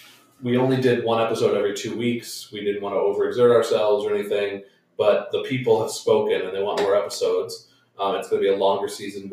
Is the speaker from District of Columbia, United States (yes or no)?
no; New York, United States; as a New Yorker